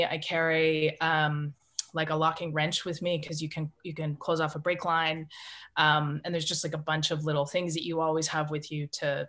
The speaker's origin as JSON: {"language": "English", "country": "Canada", "accent": "Canadian", "said": "But my Canadian accent is, it comes back if I've had a couple drinks, if I'm with Canadians"}